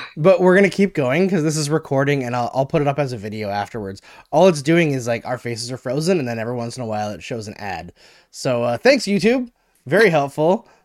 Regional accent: Canada; we're Canadian.

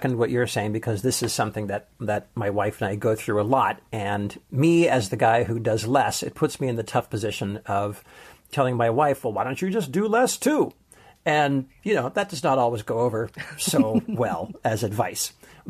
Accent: Canada; now in United States; We live in the States, but I'm from Canada and have no family close by.

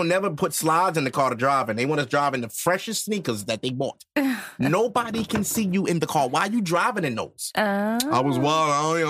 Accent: New York City, New York, United States; I'm a New Yorker for real.

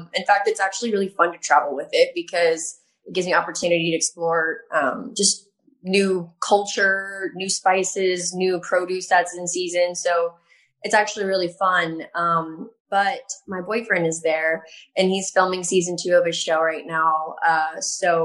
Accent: Texas, United States; So I am from Texas. I'm from a really small town in Texas. And I grew up having a really strong connection with animals

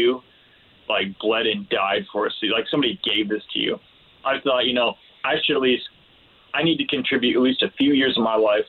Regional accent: South Florida, United States; I graduated high school in South Florida

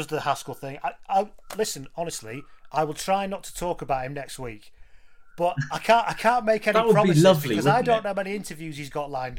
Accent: England, United Kingdom; I'm English

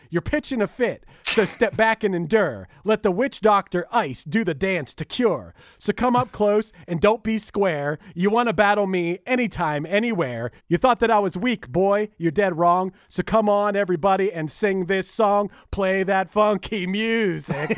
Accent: Pittsburgh, Pennsylvania, United States; I'm from Pittsburgh and they still played it all growing up

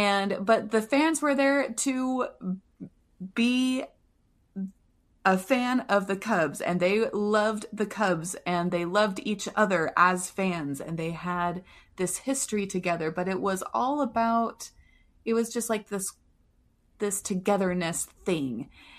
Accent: Manchester, North West England, United Kingdom; And then I moved from Manchester and I lived in Liverpool for a little while, and I loved Liverpool.

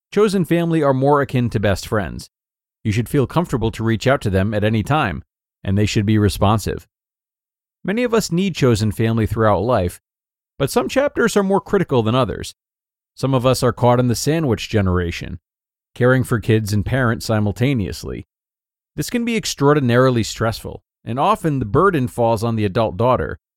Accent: Rhode Island, United States; I come from Rhode Island, uh, where the emphasis on family and long standing friendships is taken very seriously, it seems.

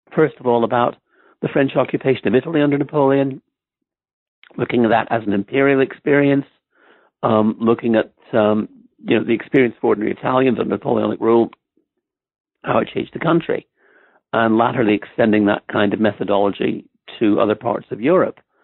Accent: Ireland; moved away as an adult; also born or lived in Stamford, Connecticut, United States; now in Oxford, United Kingdom; I grew up mostly in, in Ireland. I went to high school there

